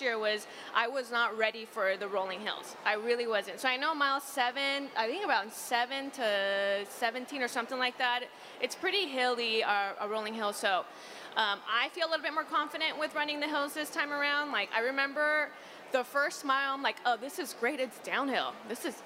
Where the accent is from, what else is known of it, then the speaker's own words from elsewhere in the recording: the Valley, Southern California, United States; I'm from the Valley in Southern California where it's 90 degrees most of the time